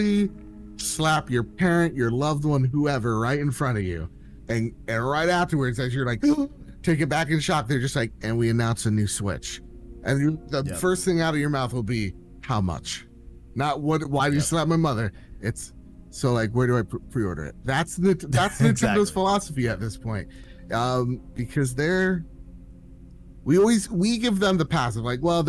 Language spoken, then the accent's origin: English; United States